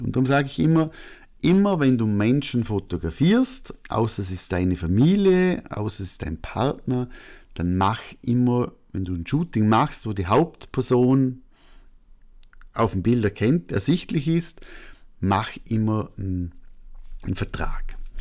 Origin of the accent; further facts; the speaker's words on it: Austria; als Österreicher